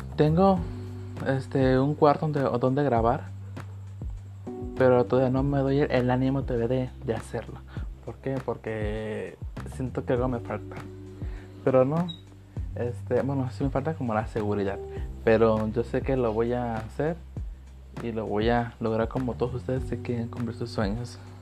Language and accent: Spanish; Manzanillo, Colima, Mexico; Nací en Manzanillo, Colima.